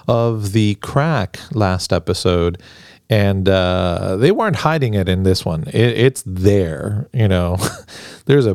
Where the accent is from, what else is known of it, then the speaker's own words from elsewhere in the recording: Argentina; now in United States; growing up in Argentina